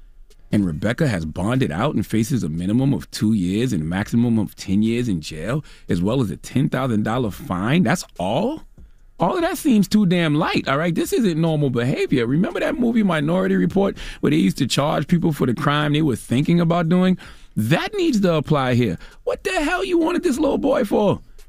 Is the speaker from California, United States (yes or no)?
no; Moncks Corner, South Carolina, United States; I'm from Monk's Corner, South Carolina. Dropping the clues, bombs from Monk's Corner, all right? In the country, we call it carrying someone else's churn on your taxes, all right?